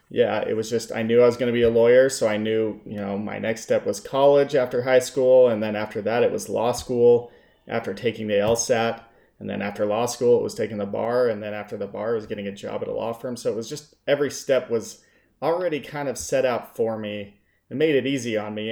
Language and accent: English; Salt Lake City, Utah, United States; moved away as an adult; also born or lived in Las Vegas, Nevada / Saint George, Utah; I grew up in Salt Lake City, Utah